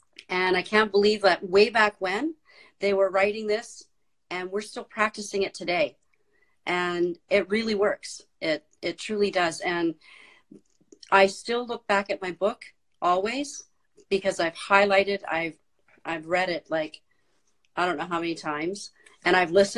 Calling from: Cold Lake, Alberta, Canada; I'm coming in from Cold Lake, Alberta, Canada.

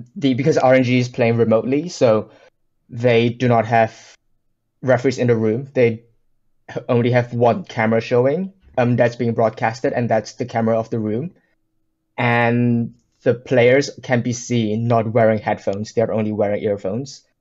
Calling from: United Kingdom; calling from the U K

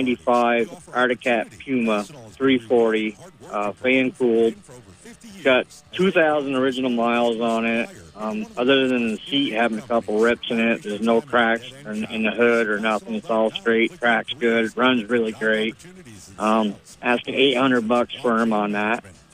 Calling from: Morrisville, Vermont, United States; This is … from Morrisville.

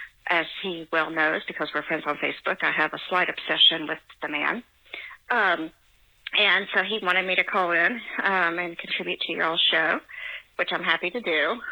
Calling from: Tennessee, United States; also born or lived in Virginia; I'm calling from Tennessee

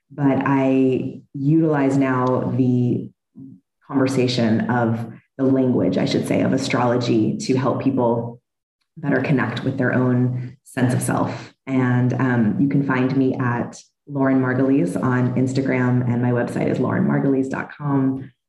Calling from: Dallas, Texas, United States; she, her, and I am calling in from Dallas, Texas today.

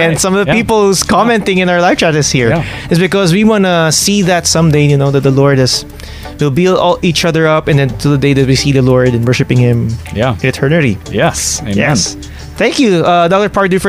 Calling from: Bangladesh; Hello. Yes, I'm listening from Bangladesh.

